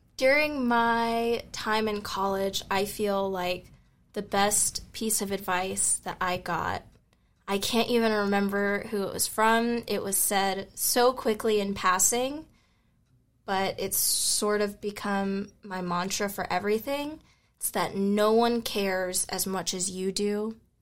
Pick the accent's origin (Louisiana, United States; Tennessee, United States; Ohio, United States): Tennessee, United States; Memphis; I'm from Memphis, Tennessee